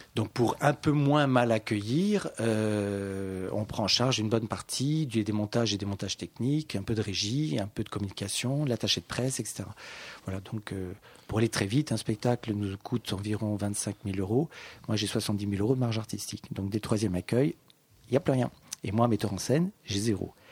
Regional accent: Paris, Île-de-France, France; also born or lived in Saint-Étienne; je suis parisien

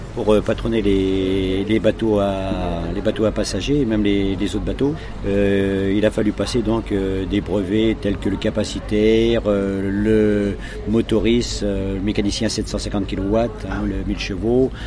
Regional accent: Saint-Georges-de-Didonne, Nouvelle-Aquitaine, France; moved away as an adult; je suis de Saint-Georges de Didonne. Donc euh, j'ai toujours passé, euh, j'ai passé mon enfance jusqu'à jusqu'à 17 ans donc à, Saint-Georges de Didonne, Royan, et par la suite je suis parti

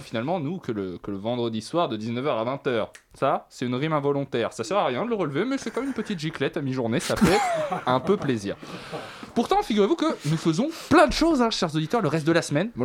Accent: Savoy, Auvergne-Rhône-Alpes, France; moved away; je suis savoyard au départ.

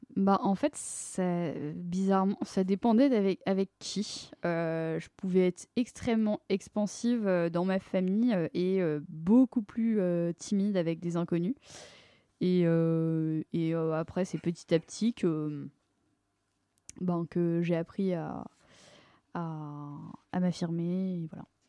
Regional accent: Paris, Île-de-France, France; also born or lived in Neuilly-sur-Seine; j'ai grandi à Paris. Enfin, en fait, plus précisément euh, à, à d'abord et à euh, Neuilly-sur-Seine euh, ensuite.

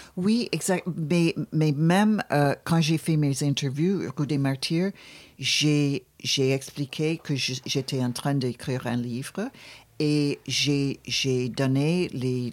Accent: Buffalo, New York, United States; moved away; quand j'étais jeune, j'étais dans une ville qui s'appelle Buffalo

